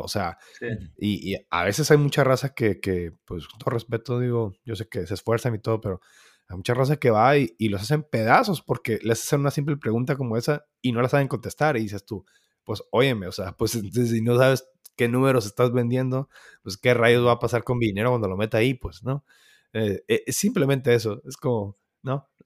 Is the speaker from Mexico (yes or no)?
yes; Mexico; nosotros somos mexicanos